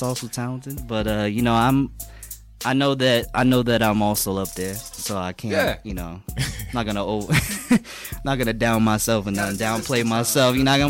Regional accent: Boston, Massachusetts, United States; I grew up in Boston.

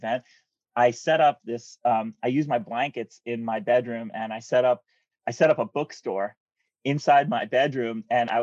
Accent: New Jersey, United States; I grew up in New Jersey where it's like super, suburban

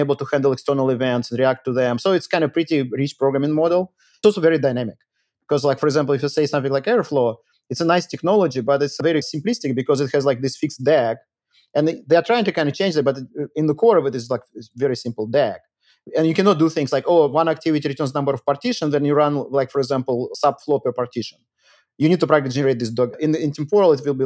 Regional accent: Moscow, Russia; also born or lived in Rio de Janeiro, Brazil; now in United States; I'm Russian actually, and I grew up in Moscow, but I left in 95

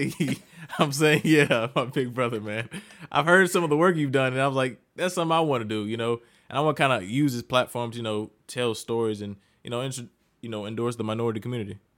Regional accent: Jackson, Mississippi, United States; moved away as an adult; now in Columbia, United States; I'm from Jackson, Mississippi, or, as I call it, the Sip

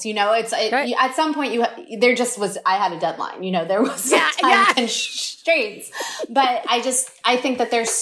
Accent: New York, United States; growing up in New York, living in New York

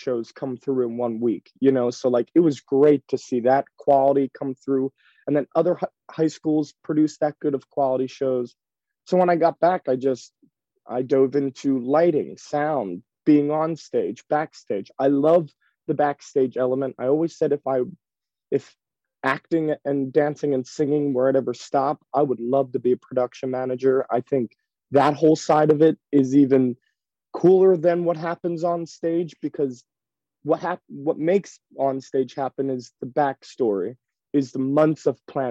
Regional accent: Ridley Park, Pennsylvania, United States; I grew up right outside of Philadelphia in a little town a little town called Ridley Park, Pennsylvania, Delaware County.

